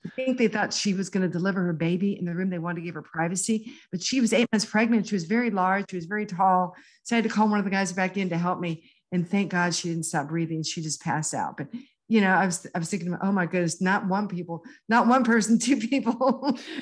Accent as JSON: {"language": "English", "town": "Houston", "region": "Texas", "country": "United States", "tie": "born or raised there"}